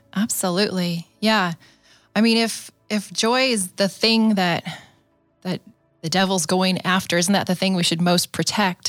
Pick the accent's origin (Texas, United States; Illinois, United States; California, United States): California, United States; San Diego; I grew up in San Diego.